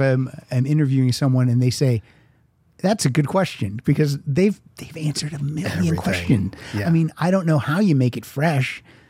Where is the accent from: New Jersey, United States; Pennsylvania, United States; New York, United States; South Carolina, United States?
Pennsylvania, United States; small town Western; also born or lived in Chicago / Los Angeles area; now in Los Angeles, United States; as a small town kid from Pennsylvania, my hometown population, about 5,000 at that time.